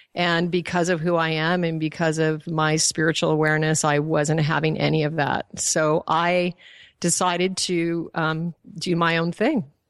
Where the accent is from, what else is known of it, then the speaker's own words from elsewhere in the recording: Alaska, United States; also born or lived in Colorado; was born in Colorado, but I was raised in Alaska